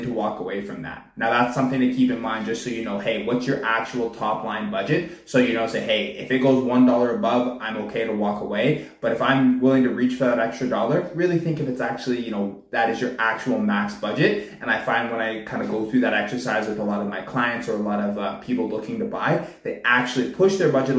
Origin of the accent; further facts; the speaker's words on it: Pickering, Ontario, Canada; also born or lived in Whitby; I've been born and raised in the Durham region. Born out in Pickering, I'm out in Whitby now